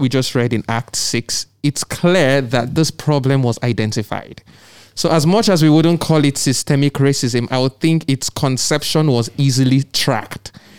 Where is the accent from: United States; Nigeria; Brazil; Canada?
Nigeria; now in United Kingdom; I'm Nigerian.